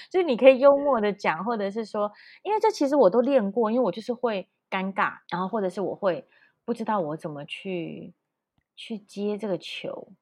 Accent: Taichung, Taiwan; 我是台中人，然后我连国语也有一点点，呃，我觉得应该是软软的

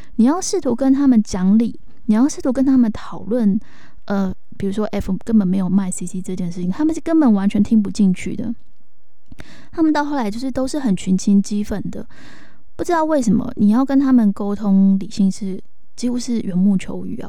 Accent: Taiwan; 我们是台湾人，我们是亚洲人

